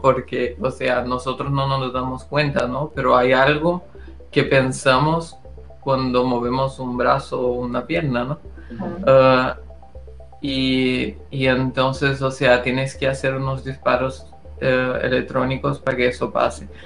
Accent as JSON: {"language": "Spanish", "country": "Brazil", "second_language": "Spanish", "moved": "yes", "said": "El español no es mi, mi, lengua materna y lo digo eso porque eh, soy brasileño"}